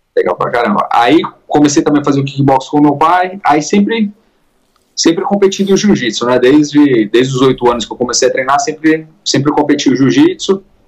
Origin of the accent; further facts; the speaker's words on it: Indaiatuba, São Paulo, Brazil; now in California, United States; Sou de lá, sou de Indaiatuba